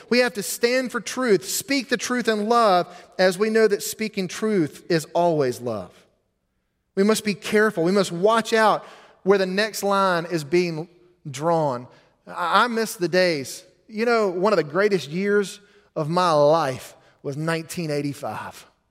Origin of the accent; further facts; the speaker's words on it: United States; as an American